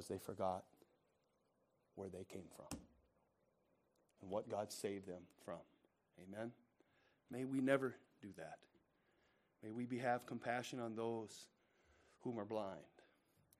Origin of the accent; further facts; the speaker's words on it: United States; we pray as American Christians